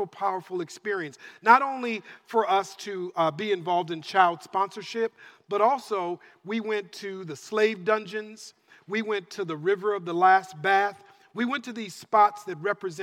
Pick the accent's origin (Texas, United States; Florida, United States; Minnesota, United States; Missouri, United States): Minnesota, United States; Minneapolis; moved away as an adult; now in California, United States; But Denise and I are born and raised in Minneapolis, Minnesota. So grew up in Minnesota